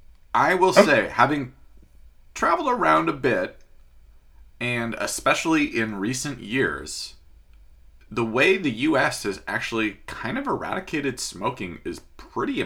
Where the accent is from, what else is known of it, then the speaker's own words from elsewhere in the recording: Washington, United States; my home state of Washington